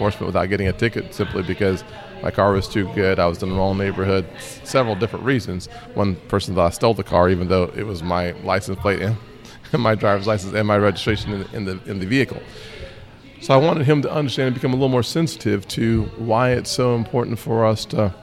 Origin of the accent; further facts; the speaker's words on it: Charleston, South Carolina, United States; In Charleston, my hometown